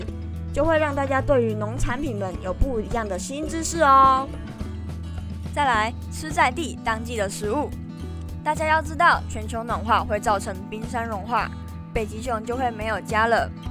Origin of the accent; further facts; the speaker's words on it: Pingtung County, Taiwan; 例如，我的家乡在屏东，我们屏东有一样长得很特别的作物，那就是可可。